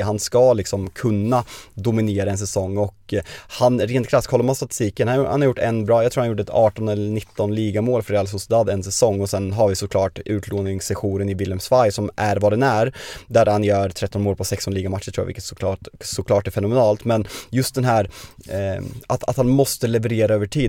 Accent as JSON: {"language": "Swedish", "country": "Sweden"}